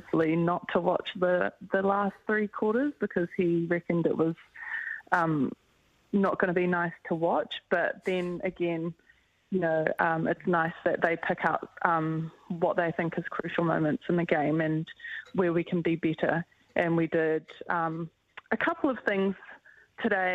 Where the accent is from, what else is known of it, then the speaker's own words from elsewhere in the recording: Auckland, New Zealand; we're both from Auckland and we represent the same region